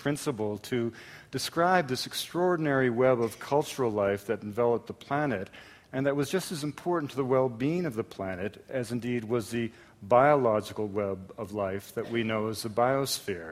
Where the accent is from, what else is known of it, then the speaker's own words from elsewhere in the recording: an English suburb of Montreal, Quebec, Canada; I grew up in Canada at a time when the French and the English didn't speak to each other, and I grew up in an English suburb, a commuting suburb of Montreal